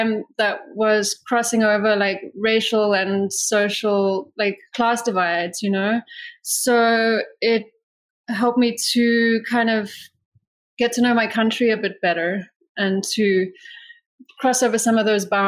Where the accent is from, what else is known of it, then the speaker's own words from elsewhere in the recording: South Africa; I grew up in South Africa